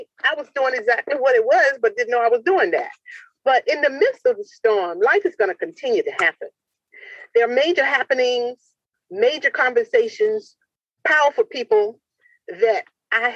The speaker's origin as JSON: {"language": "English", "town": "Portsmouth", "region": "Virginia", "country": "United States", "tie": "born or raised there", "said": "I'm dedicating it to my hometown, Portsmouth, Virginia"}